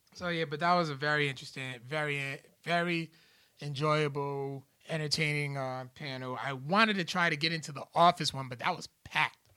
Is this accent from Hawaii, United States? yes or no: no; Providence, Rhode Island, United States; my hometown